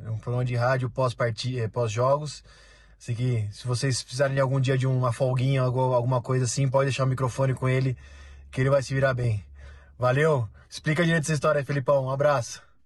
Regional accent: Brazil; moved away; also born or lived in United States; a gente vem do Brasil

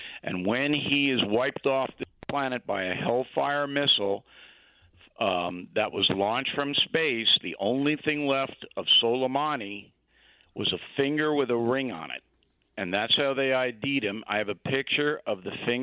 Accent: Levittown, New York, United States; I'm from Levittown.

